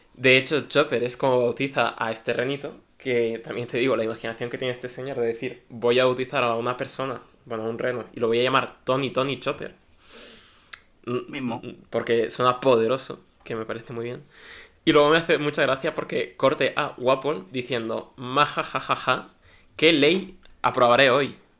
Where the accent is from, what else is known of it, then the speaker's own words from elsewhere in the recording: Valencia, Valencian Community, Spain; yo soy de Valencia